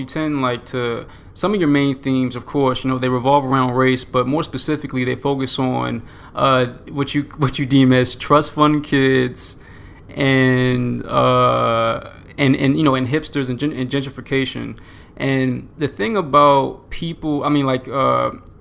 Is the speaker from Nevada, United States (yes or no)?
no; Baltimore, Maryland, United States; moved away as an adult; now in Oklahoma, United States; I'm from Baltimore, but, you know, I'm in Oklahoma right now.